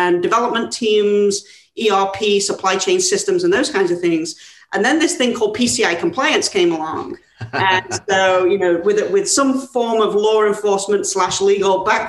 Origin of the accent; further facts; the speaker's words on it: England, United Kingdom; moved away as an adult; as you can tell by my not so California accent, I'm from England originally